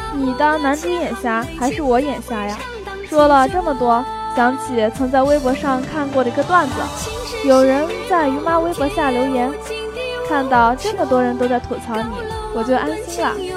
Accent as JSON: {"language": "Chinese", "region": "southern China", "country": "China", "moved": "yes", "said": "作为一个南方人"}